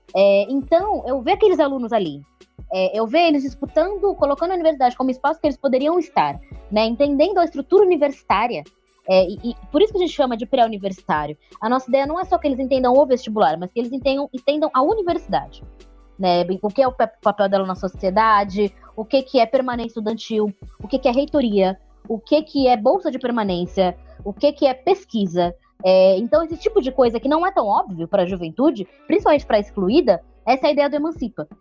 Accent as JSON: {"language": "Portuguese", "town": "Santos", "region": "São Paulo", "country": "Brazil", "tie": "born or raised there", "moved": "as an adult", "lives_now": "São Paulo, Brazil", "said": "Eu sou de Santos, sou natural de lá. Vim para São Paulo"}